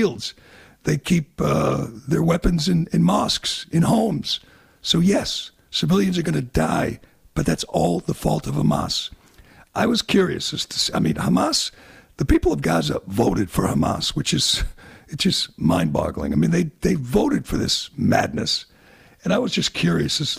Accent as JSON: {"language": "English", "country": "United States", "said": "as an American"}